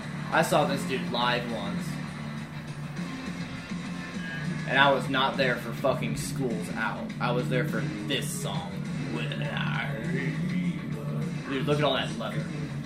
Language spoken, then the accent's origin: English; Kowloon Bay, Kowloon, Hong Kong; born there; I was born in Kowloon Bay.